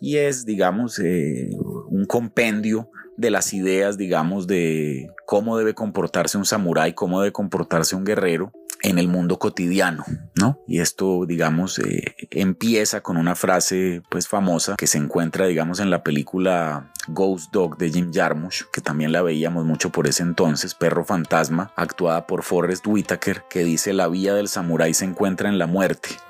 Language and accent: Spanish; Colombia; moved away as an adult; cuando yo ya con más de 20 años me fui a vivir fuera de Colombia